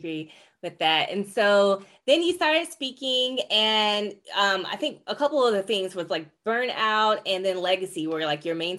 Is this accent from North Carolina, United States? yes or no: yes; North Carolina, United States; I'm the youngest though, so I was raised in North Carolina.